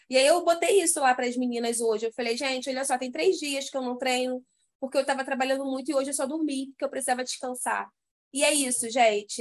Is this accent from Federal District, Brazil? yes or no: no; Rio de Janeiro, Brazil; eu sou do Rio